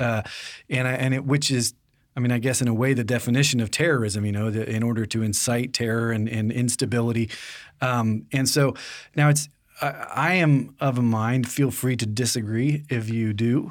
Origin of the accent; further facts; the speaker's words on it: United States; being born and raised in America